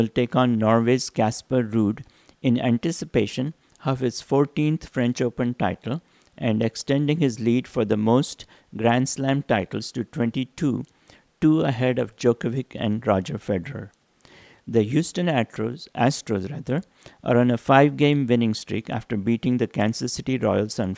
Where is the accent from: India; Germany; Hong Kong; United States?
India; moved away; growing up in India